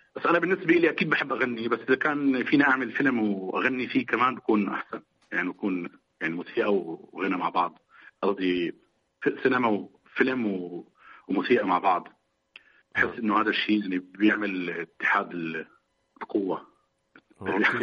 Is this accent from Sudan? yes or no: no; Damascus, Damascus Governorate, Syria; انا كفلسطيني مثلا كنت عايش بمخيم اليرموك